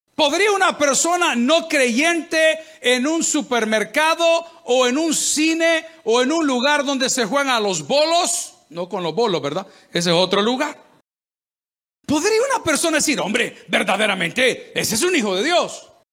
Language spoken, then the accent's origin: Spanish; El Salvador; En mi país, El Salvador